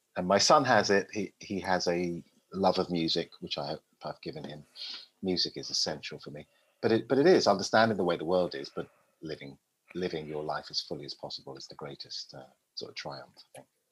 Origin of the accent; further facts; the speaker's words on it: London, United Kingdom; moved away as an adult; also born or lived in Willesden Green / Tours, France / Twickenham; from the day I was born in Park Royal, northwest London, to to, to now, pretty much, apart from the, that sort of seven, eight year gap, I've always lived in England